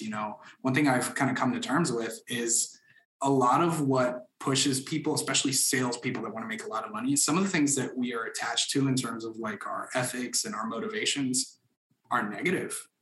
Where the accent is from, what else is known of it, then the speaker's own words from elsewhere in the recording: Orlando, Florida, United States; also born or lived in Dominican Republic; now in Atlanta, United States; I grew up in Orlando, Florida, which is where our headquarters is from. I was born in the Dominican Republic